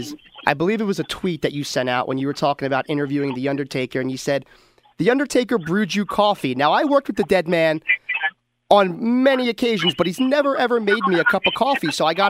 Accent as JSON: {"language": "English", "town": "Philadelphia", "region": "Pennsylvania", "country": "United States", "also_born_or_lived": "Plymouth Whitemarsh, Pennsylvania", "said": "I'm from Roxborough, Manayunk, but I moved back down there."}